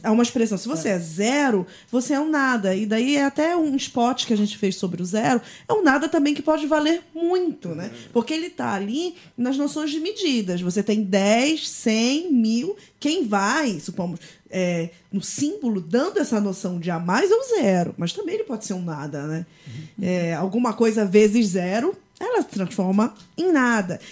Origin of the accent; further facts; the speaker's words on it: Belém, Pará, Brazil; now in São Paulo, Brazil; sobre Belém, sobre o Pará, de onde eu sou